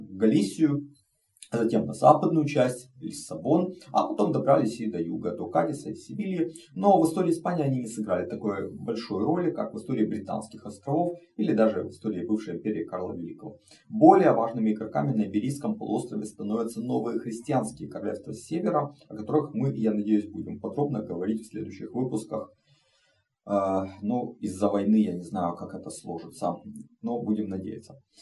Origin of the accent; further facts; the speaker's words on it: Ukraine; moved away as an adult; Россия напала на мою страну, Украина в огне, а, мой родной город под бомбежками и ракетными обстрелами оккупантов